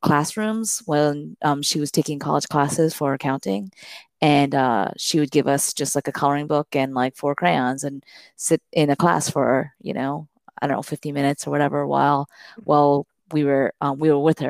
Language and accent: English; Miami, Florida, United States; I grew up in Miami, Florida